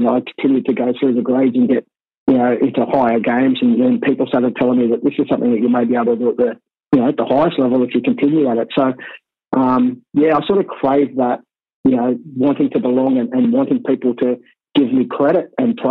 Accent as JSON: {"language": "English", "town": "Sydney", "region": "New South Wales", "country": "Australia", "tie": "born or raised there", "said": "I grew up in Waterloo, Redfern, and Moore."}